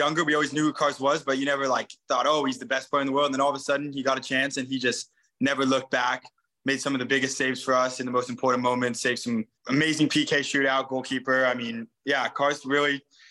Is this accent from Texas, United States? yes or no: no; San Diego, California, United States; also born or lived in Oakland, California; I was born in Oakland, California, and then I moved to San Diego when I was 5